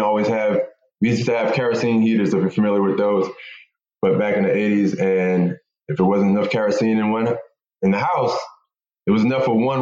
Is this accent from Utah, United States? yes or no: no; Philadelphia, Pennsylvania, United States; I grew up in Philadelphia in an abandoned house in North Philly, to be exact